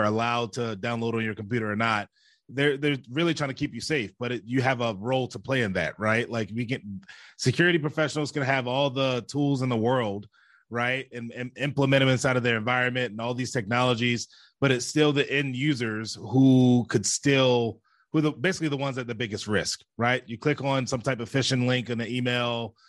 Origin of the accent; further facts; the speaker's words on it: Baltimore, Maryland, United States; I grew up in Baltimore City